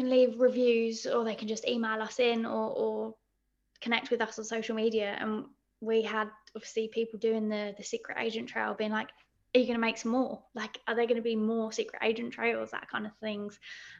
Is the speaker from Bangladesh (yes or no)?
no; Crystal Palace, London, United Kingdom; Because I'm actually from Crystal Palace, so the Crystal Palace walks are my favourite local walks as well to do, because I can walk to Dulwich and I can also walk to Forest Hill and Sydenham